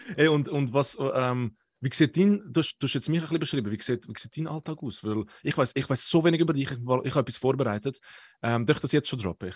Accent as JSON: {"language": "German", "region": "Zurich", "country": "Switzerland", "said": "ich bin ein Zürcher"}